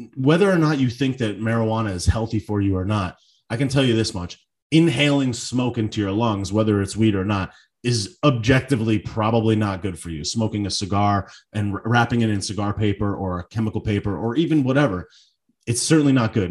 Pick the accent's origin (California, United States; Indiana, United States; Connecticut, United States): Connecticut, United States; now in South Florida, United States; I'm from Connecticut.